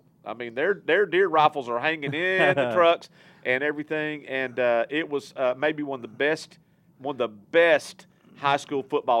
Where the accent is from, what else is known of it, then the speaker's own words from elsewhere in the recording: Texas, United States; moved away as an adult; now in Fort Smith, United States; remember back when I first got to Fort Smith in 1999, this first time I'd ever seen this, Rick, but I came from Texas into Arkansas, a new state, and they do things differently.